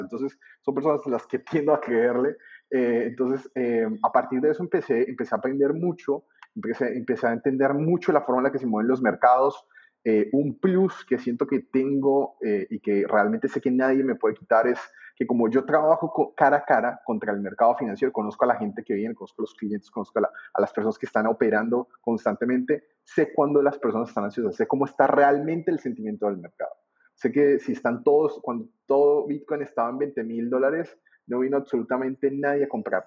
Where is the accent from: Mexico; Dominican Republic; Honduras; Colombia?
Colombia; moved away as an adult; now in Buenos Aires, Argentina; si bien estoy en Argentina, mi, acento no es de acá, yo soy colombiano. emigré de Colombia a mediados del, 2010 hacia, hacia Buenos Aires. Estaba, ah, había salido del colegio